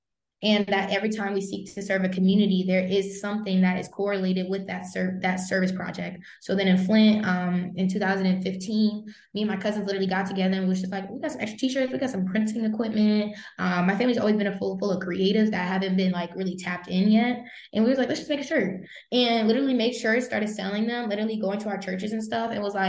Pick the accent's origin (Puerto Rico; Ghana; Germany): Germany; because me growing up in Germany, I read a lot about Audre Lorde